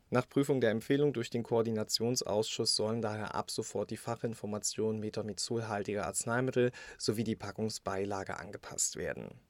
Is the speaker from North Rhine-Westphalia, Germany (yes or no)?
no; Brandenburg, Germany; Brandenburg, mein Heimatbundesland.